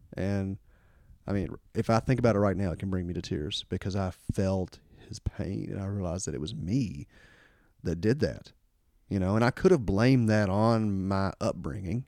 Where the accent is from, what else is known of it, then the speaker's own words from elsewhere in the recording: Kentucky, United States; growing up in Kentucky here, there's, uh, there's still quite a bit of racism